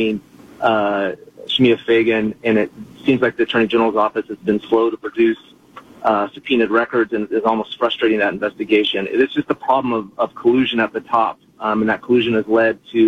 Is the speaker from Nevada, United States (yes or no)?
no; Eastern Oregon, United States; also born or lived in Willamette Valley, Oregon / Washington, D.C.; I'm from Eastern Oregon